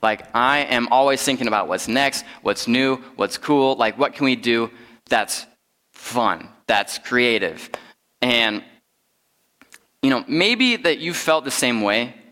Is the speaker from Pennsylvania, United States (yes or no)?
no; Rapid City, South Dakota, United States; moved away; I'm originally from the Black Hills. I grew up in Rapid City